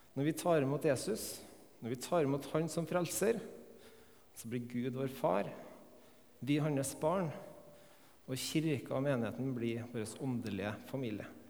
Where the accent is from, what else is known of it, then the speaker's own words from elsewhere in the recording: Melhus, Trøndelag, Norway; Jeg er oppvokst her på Melhus